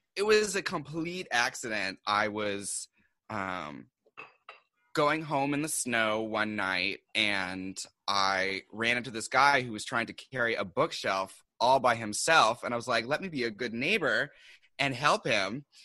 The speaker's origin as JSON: {"language": "English", "town": "Seattle", "region": "Washington", "country": "United States", "moved": "yes", "lives_now": "New York, United States", "said": "I'm originally from Seattle. Um, and I came here to do publishing"}